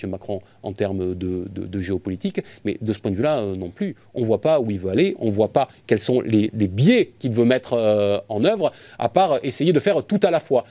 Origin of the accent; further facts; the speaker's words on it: France; en tant que, en tant que Français